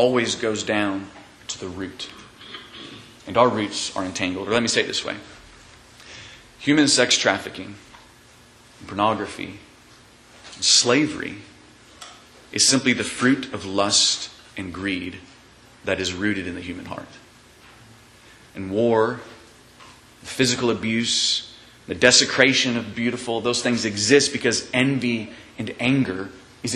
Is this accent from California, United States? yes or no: no; Kansas, United States; moved away; I grew up in Kansas